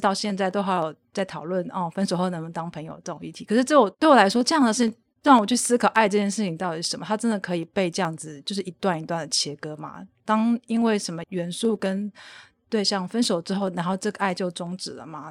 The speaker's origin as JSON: {"language": "Chinese", "country": "Taiwan", "said": "我后来回台湾之后，就是我 开始接触了台湾的 B D S M 圈呢，那时候我就是进入了皮神娱乐帮的活动"}